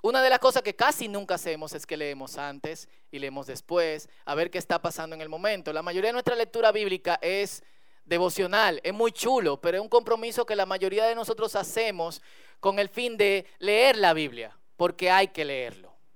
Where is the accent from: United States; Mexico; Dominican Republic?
Dominican Republic; como buen dominicano